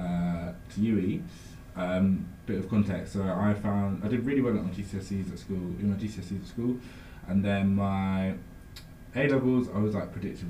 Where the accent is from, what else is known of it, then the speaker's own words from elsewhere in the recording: London, United Kingdom; moved away as an adult; now in Bristol, United Kingdom; I'm from London, but my mum's from Bristol